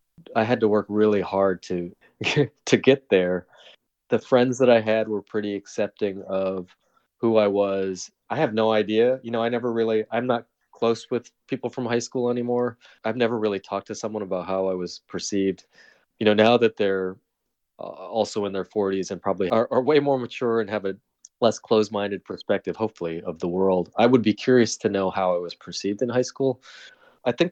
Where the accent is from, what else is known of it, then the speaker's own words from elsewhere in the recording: South Windham, Connecticut, United States; also born or lived in Seoul, South Korea; my hometown was 10,000 people